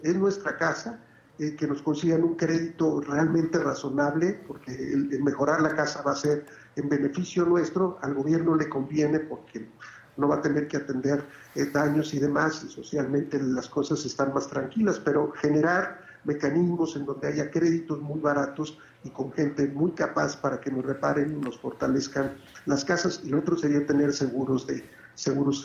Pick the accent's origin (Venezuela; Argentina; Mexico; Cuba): Mexico; ahí sí me siento muy orgulloso de ser, de ser mexicano